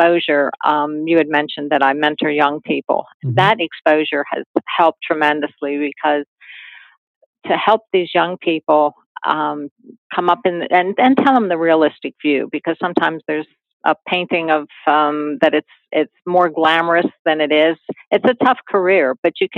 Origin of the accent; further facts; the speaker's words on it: Hagerstown, Maryland, United States; I was born in Hagerstown and relatives in Baltimore